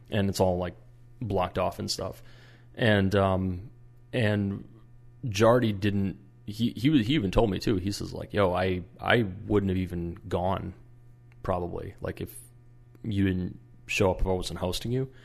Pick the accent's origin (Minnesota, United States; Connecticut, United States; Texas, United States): Minnesota, United States; I'm from Minnesota